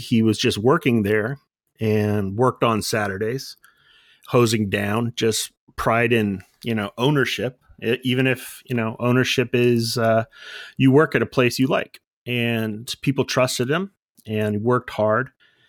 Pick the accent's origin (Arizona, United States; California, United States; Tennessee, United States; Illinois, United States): California, United States; Bellflower; Bellflower, California.